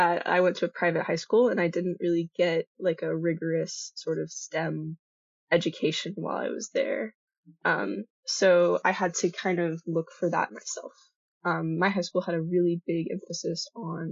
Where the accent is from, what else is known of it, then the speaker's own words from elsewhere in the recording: Colleyville, Texas, United States; moved away; I am originally from Fort Worth, Texas. For my DFW people who are listening, Colleyville specifically